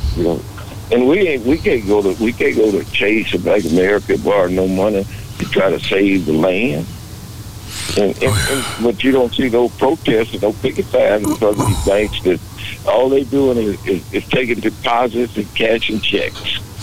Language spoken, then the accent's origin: English; Beaumont, Texas, United States; moved away; also born or lived in Dallas; I'm in Beaumont today, right now talking to you. I'm in my hometown today talking to you.